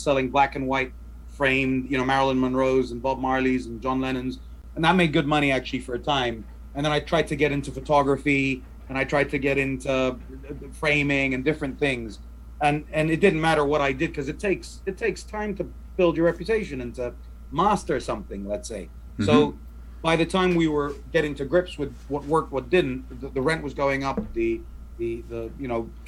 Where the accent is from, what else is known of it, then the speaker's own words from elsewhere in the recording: Dubai, United Arab Emirates; So I grew up in Dubai, pre-Bling Dubai, right? So this is before Dubai, anyone knew what Dubai was.